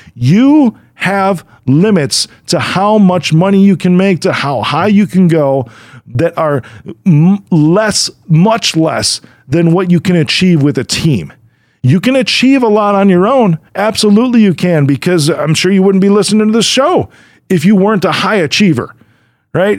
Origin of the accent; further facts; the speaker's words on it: Chicago, Illinois, United States; I'm from Chicago